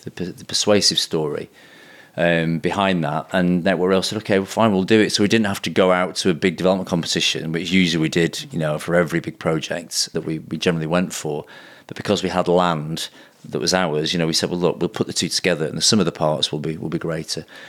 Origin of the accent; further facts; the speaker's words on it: Blackburn, North West England, United Kingdom; also born or lived in Manchester; my hometown of Blackburn